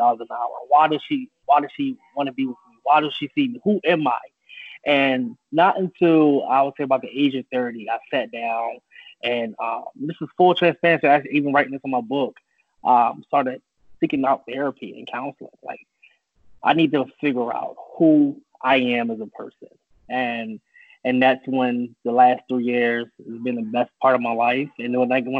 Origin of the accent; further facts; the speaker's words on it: Philadelphia, Pennsylvania, United States; moved away as an adult; also born or lived in Charlotte, North Carolina / New York; now in Florida, United States; I was born in Charlotte, North Carolina, but I was really raised in Philadelphia, PA